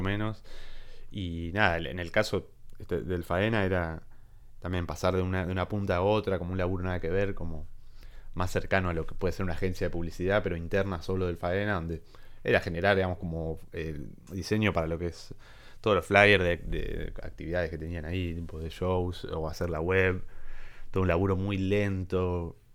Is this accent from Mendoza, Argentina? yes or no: no; La Plata, Buenos Aires Province, Argentina; moved away as an adult; now in Buenos Aires, Argentina; yo soy de, de Citibel, de La Plata